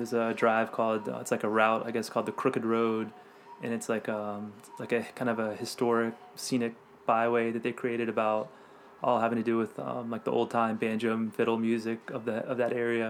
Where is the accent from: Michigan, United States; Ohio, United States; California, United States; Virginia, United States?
Virginia, United States; Virginia Beach; moved away as an adult; also born or lived in Oregon / Hawaii; I grew up in Virginia Beach, so.